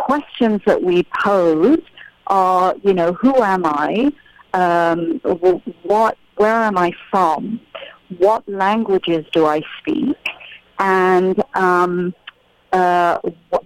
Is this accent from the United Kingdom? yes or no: yes; United Kingdom; I'm British, because I was born and raised in the UK with Indian parents.